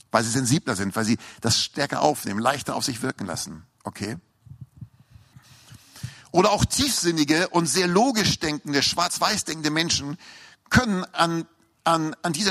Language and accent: German; Hamburg, Germany; Und ich weiß noch, als ich in eine S-Bahn fuhr in Hamburg, ich bin Hamburger, hört man vielleicht noch raus am Slang, ne?